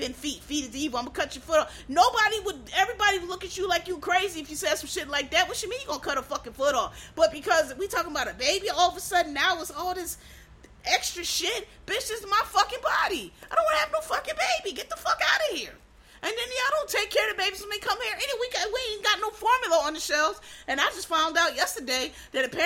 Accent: Philadelphia, Pennsylvania, United States; I'm from Pennsylvania, which is a blue state. I know it goes red sometime, but it's I'm from Philadelphia

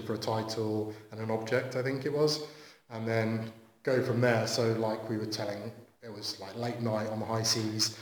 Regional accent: Southampton, South East England, United Kingdom; I'm from Southampton

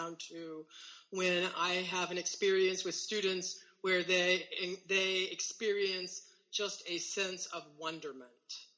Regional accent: Indiana, United States; I am originally from Indiana. I have very deep roots in Indiana, actually. On both sides of my family, we've been here since the 1830s. So I am a Hoosier, born and bred

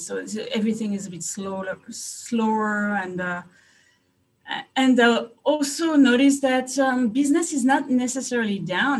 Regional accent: France; moved away as an adult; also born or lived in Hungary; now in United States; I'm from France. I was uh, born and raised in France

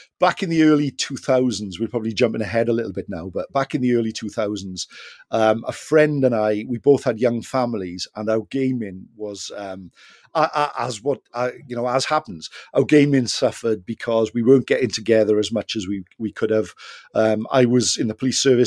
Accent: South Wales, United Kingdom; we're from South Wales

